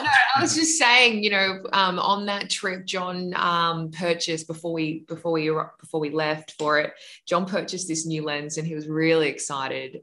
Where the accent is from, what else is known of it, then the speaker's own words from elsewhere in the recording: Australia; accent: Australian; we had our Australian accents